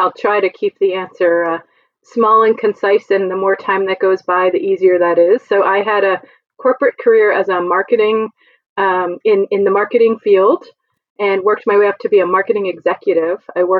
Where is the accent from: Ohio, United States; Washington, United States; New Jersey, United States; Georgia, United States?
New Jersey, United States; Jersey Shore; moved away as an adult; also born or lived in Gettysburg, Pennsylvania / New York City / Philadelphia; I grew up on the Jersey Shore. We explored the Pine Barrens.